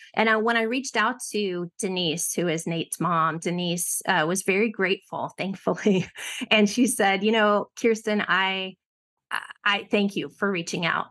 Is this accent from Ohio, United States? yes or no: yes; Ohio, United States; I grew up in Ohio